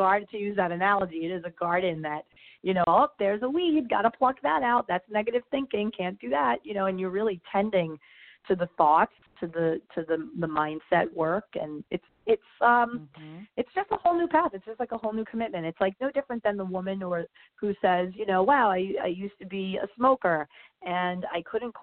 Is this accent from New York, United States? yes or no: yes; New York, United States; moved away as an adult; also born or lived in New Jersey; now in Miami, United States; I'm from New York